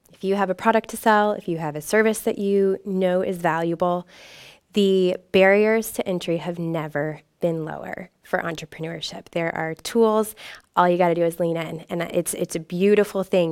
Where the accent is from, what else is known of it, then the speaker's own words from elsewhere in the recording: Indianapolis, Indiana, United States; moved away as an adult; I was from the Indianapolis area